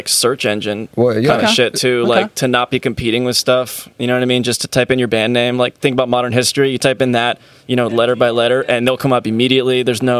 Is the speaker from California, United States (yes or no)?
yes; Poway, California, United States; So I grew up on Boxwood Court. It's in Poway.